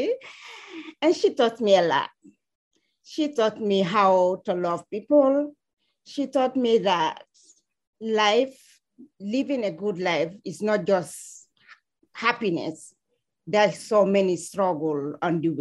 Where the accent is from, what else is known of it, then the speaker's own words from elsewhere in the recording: Sierra Leone; English is a second language; also born or lived in Guinea; now in United States; I was born and raised in Sierra Leone, but I spent some time in Guinea also.